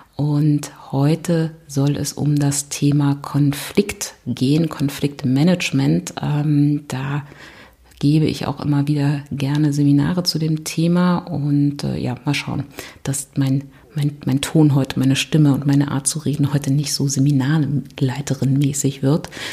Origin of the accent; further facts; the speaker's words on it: Berlin, Germany; ich komme aus Berlin